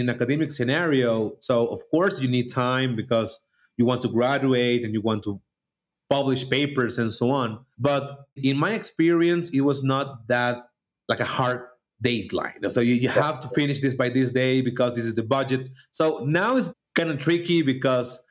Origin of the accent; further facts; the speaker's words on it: Venezuela; moved away as an adult; now in Mexico; I'm from Venezuela, living in Mexico